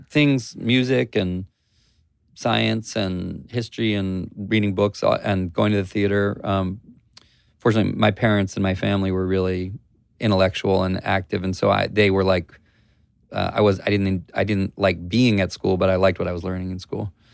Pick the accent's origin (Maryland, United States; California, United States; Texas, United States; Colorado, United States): Maryland, United States; Columbia; Grew up, um, in Columbia, Maryland